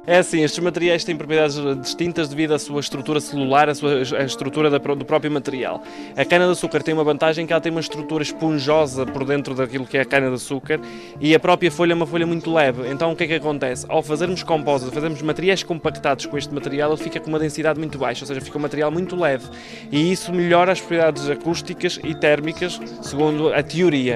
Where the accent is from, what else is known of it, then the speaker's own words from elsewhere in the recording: Canhas, Madeira, Portugal; also born or lived in Venezuela; Sou daqui dos Canhas, fui, eu nasci na Venezuela, mas fiquei desde, desde os 5 anos que, que estou cá na, na, nos Canhas. Cresci